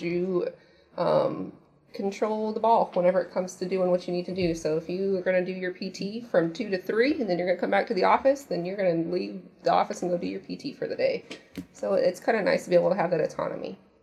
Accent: Indiana, United States; moved away; I'm originally from Indiana.

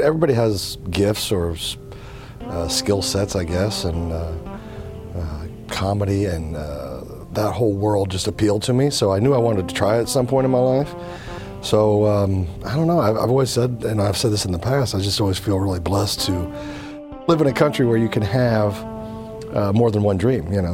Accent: Kansas, United States; I was raised in Kansas. You know, traditional type Midwest guy

